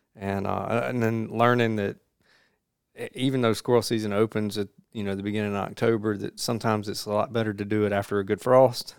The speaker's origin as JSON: {"language": "English", "area": "Jones County", "region": "Mississippi", "country": "United States", "tie": "born or raised there", "said": "I grew up in Jones County"}